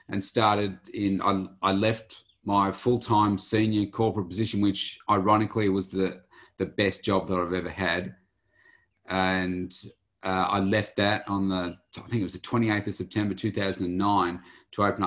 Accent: Bendigo, Victoria, Australia; moved away as an adult; also born or lived in Melbourne; I come from a place called Bendigo in central Victoria and lived most of my life there

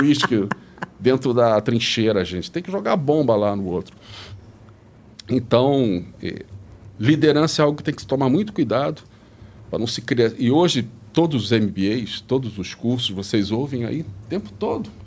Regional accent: Rio de Janeiro, Brazil; moved away as an adult; now in São Paulo, Brazil; Eu sou do Rio, fiz a PUC do Rio

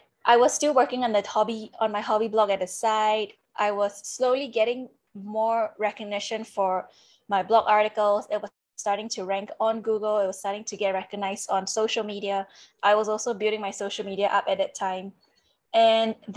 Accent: Singapore; moved away; I'm originally from Singapore and I did my semester in France

